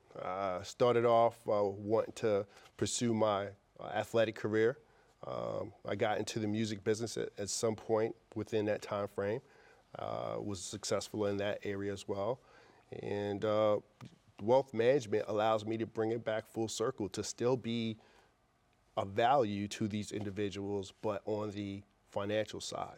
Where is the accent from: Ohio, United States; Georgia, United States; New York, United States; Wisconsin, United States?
New York, United States; New York City; also born or lived in Brooklyn, New York; I grew up in Queens Village, New York